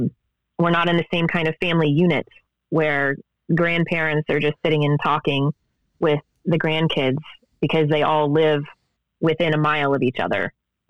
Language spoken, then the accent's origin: English; Ohio, United States; you know, even where I grew up in Ohio, there are people that say warsh and poosh, mm-hmm. and that's how I was raised.